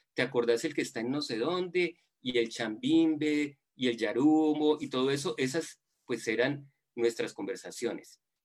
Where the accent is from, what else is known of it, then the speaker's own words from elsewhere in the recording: Buga, Valle del Cauca, Colombia; moved away as an adult; also born or lived in Bogotá, Colombia / United States; yo soy bugueño y viví mi infancia y adolescencia en fincas del Valle del Cauca